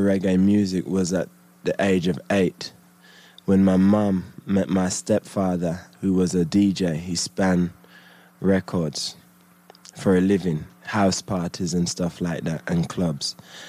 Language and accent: English; United Kingdom; And then when I got my record deal as a British MC